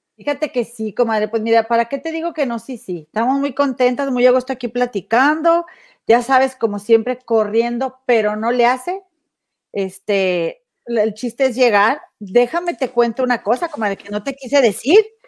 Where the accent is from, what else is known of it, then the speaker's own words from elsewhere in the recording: Monterrey, Nuevo León, Mexico; moved away; mi tierra, Monterrey